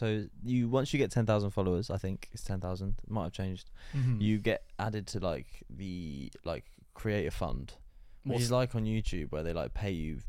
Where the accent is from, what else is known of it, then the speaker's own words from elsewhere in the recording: Luton, East of England, United Kingdom; I am from Luton.